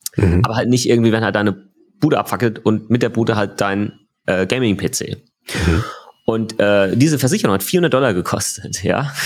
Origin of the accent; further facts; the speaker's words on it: Germany; bei uns in Deutschland